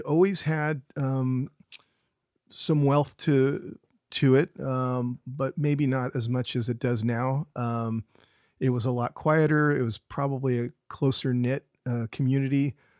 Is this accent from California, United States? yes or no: yes; Carmel Valley, California, United States; I grew up here, uh, on the Monterey Peninsula, uh, specifically in Carmel, Carmel Valley